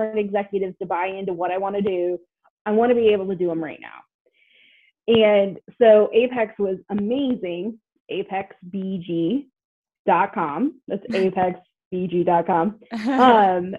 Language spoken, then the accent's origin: English; Greenfield, Indiana, United States; I grew up in Greenfield, Indiana, between two cornfields